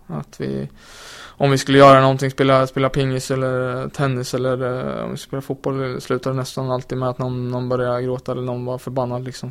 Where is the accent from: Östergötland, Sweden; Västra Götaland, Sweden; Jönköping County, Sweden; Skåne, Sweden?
Östergötland, Sweden; Linköping; now in Malmö, Sweden; jag kommer från Linköping där man bara pratar hockey